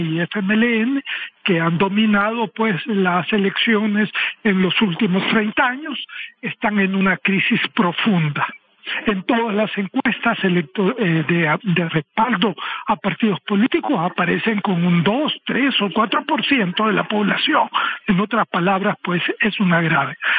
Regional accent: El Salvador

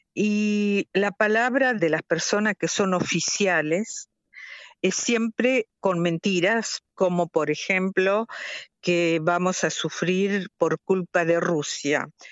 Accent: La Paz, Entre Ríos, Argentina; moved away as an adult; also born or lived in Moscow, Russia; now in Bern, Switzerland; la ciudad donde yo nací y crecí, que se llama la Paz, que es en, Argentina

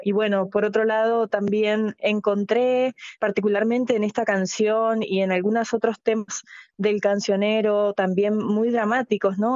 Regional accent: Argentina; como cantante argentina

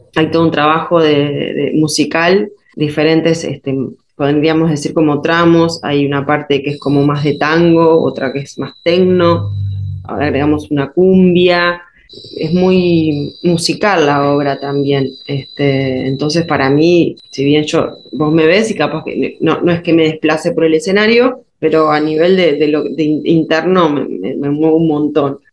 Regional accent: Uruguay; moved away as an adult; now in Buenos Aires, Argentina; yo vivo acá en Argentina, este, soy uruguaya, pero ya hace 14 años que vivo acá

